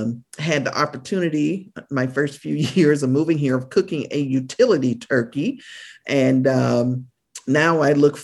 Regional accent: United States; moved away as an adult; now in Canada; I am an American citizen who resides in Canada

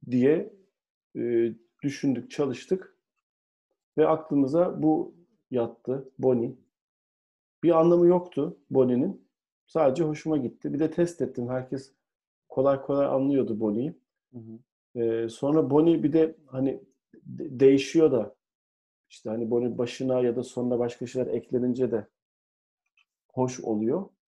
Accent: Ankara, Turkey; moved away as an adult; now in Istanbul, Turkey; Ankaralıyım. Gurur duyuyorum Ankara olmaktan. İstanbul'a geldim. E, geç de geldim. 29 yaşında İstanbul'a geldim.

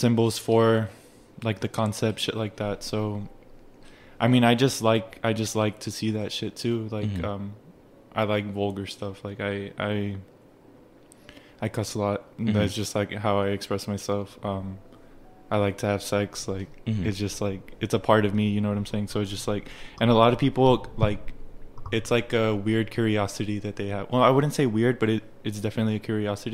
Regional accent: United States; first language Spanish; English is a second language; also born or lived in Mexico; So I come from Mexico, but I was raised here

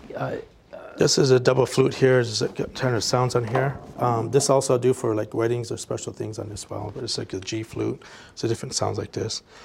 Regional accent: South Dakota, United States; I'm Lakota from South Dakota

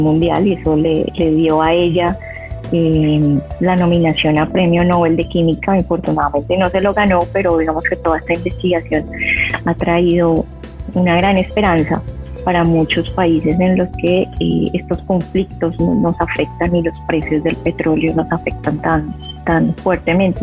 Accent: Jamundí, Valle del Cauca, Colombia; yo soy de un pueblito al sur, al sur del valle, que se llama Jamundí. Ahí la tierra del Cholado, yo nací, crecí ahí.

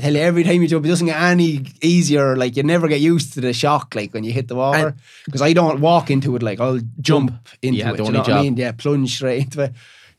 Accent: Ireland; Like I was a plasterer from Ireland, but I was reading a book about Monk.

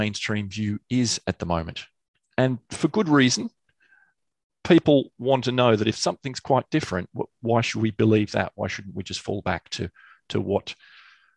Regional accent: Canberra, Australian Capital Territory, Australia; moved away as an adult; also born or lived in United Kingdom / Sydney, Australia; now in London, United Kingdom; I happened to be born in the UK. Mm. They went back to Australia. I grew up there

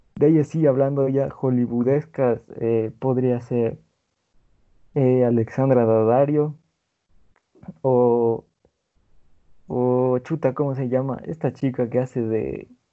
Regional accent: Ecuador; aquí en mi país, Ecuador

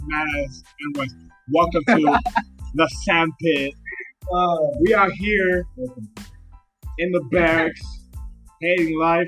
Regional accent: Miami, Florida, United States; moved away as an adult; I'm from Miami. Grew up there. Fucking half Dominican, half Nicaraguan.

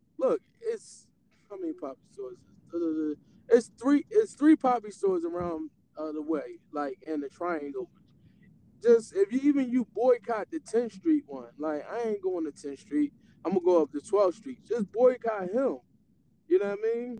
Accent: United States; I'm American, right? Because I was born here

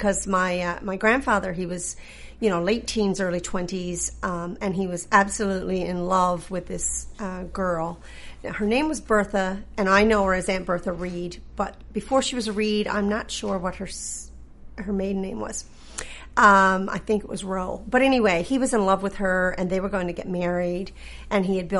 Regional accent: Green's Harbour, Newfoundland and Labrador, Canada; I did.

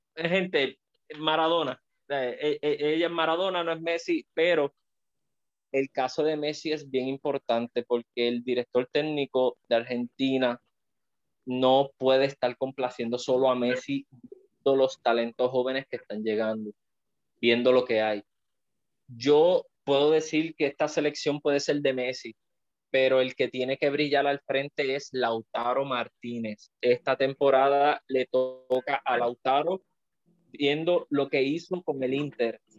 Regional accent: Puerto Rico; nosotros que somos boricuas, que estamos viéndolo desde acá

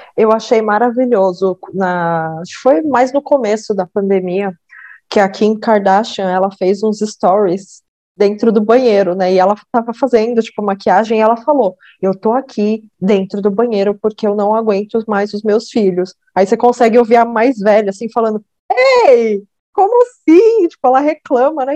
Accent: Salto, São Paulo, Brazil; quando eu nasci, a gente foi morar em Salto

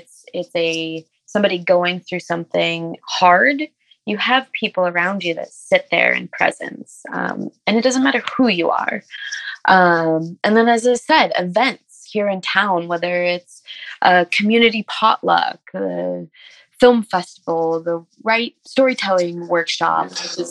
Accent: Ojai, California, United States; also born or lived in Los Angeles; Ojai, of course, is so very special to me. I was adopted when I was 5 months old. So coming to Ojai, I left LA and a lot of harm.

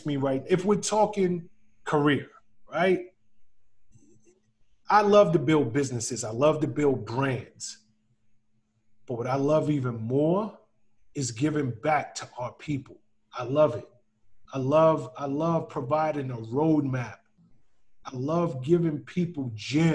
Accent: New York City, New York, United States; I'm from the South Bronx

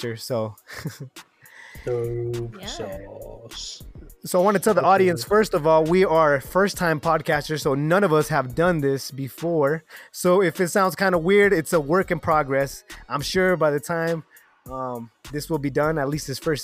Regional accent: Reno, Nevada, United States; also born or lived in Mexico; I'm from Reno, Nevada, biggest little city in the world

